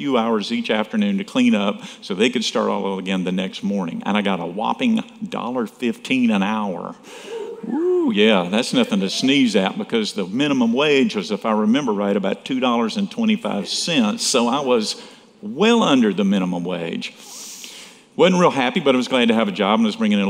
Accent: Saraland, Alabama, United States; It was in a little old town nobody's heard of, Saraland, Alabama

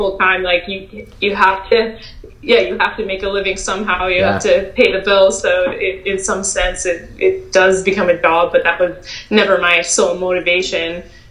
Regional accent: Welland, Ontario, Canada; moved away as an adult; also born or lived in California; Welland, Ontario, Font Hill

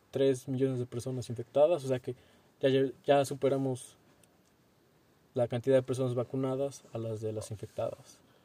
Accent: Mexico; nosotros somos mexicanos

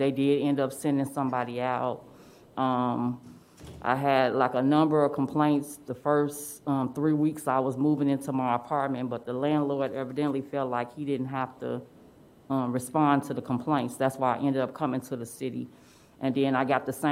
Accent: Chicago, Illinois, United States; moved away; I'm from Chicago

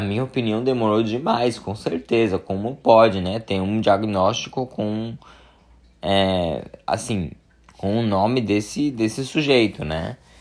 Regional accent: São Paulo, Brazil; moved away as an adult; now in California, United States; mas eu sou de São Paulo, a família da minha mãe é de São Paulo

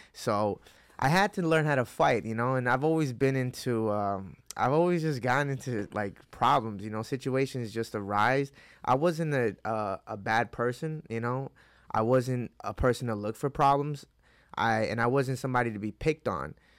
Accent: Hudson Valley, upstate New York, United States; also born or lived in Mexico / Wappingers Falls, New York / Newburgh, New York; I was born in Mexico, but at four years old, I came to, uh, Hudson Valley in, uh, upstate New York

